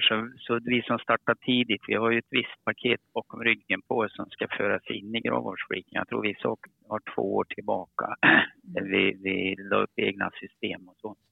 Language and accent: Swedish; Karlstad, Värmland, Sweden; accent: Värmland dialect; moved away as an adult; now in Skåne, Sweden; Jag pratar lite riktig värmländska. Och då förstår ni att jag är från Karlstad